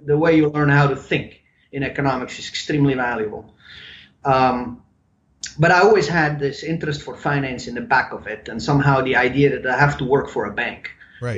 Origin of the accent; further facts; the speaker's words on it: Bern, Switzerland; first language German; English is a second language; moved away as an adult; also born or lived in Lucerne, Switzerland / Charlotte, North Carolina; now in United States; I was born in Lucerne, Lucerne, and then uh, lived in Bern most yeah. of my time, my formative years, and then when I was 21 years old, I came to America.